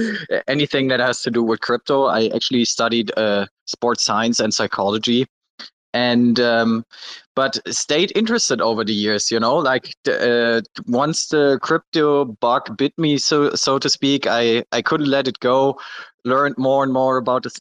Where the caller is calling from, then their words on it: Malaysia; So I'm personally in uh, Malaysia right now.